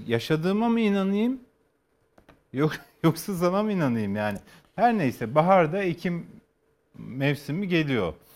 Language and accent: Turkish; Kars, Kars Province, Turkey; moved away; ben bütün çocukluğum Kars'ta geçti